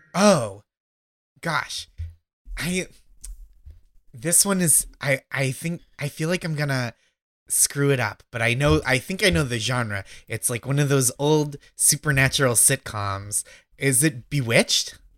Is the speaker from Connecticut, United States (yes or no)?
no; outside Boston, Massachusetts, United States; I grew up in Massachusetts